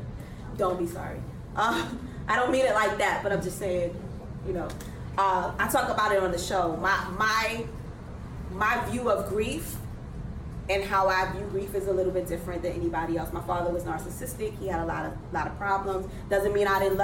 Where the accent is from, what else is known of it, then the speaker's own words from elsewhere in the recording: New York City, New York, United States; I'm still from Brooklyn. I'm from Best Side Brooklyn